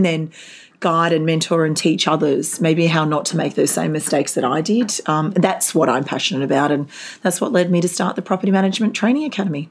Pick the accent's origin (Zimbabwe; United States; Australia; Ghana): Australia; Gold Coast, Queensland; moved away; also born or lived in Darwin, Northern Territory; I was uh, originally from the Gold Coast and my family moved to Darwin.